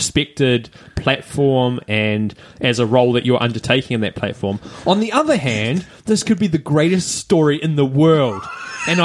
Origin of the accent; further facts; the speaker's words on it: Hamilton, Waikato, New Zealand; I'm basically from New Zealand, but you never know. It depends on who's asking. Where are you from? Well, basically, I'm from Hamilton.